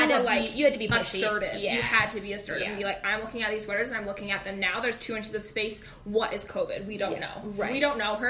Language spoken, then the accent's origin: English; Gettysburg, Pennsylvania, United States; Well, here's the thing about small town USA, right? Where we grew up in Gettysburg.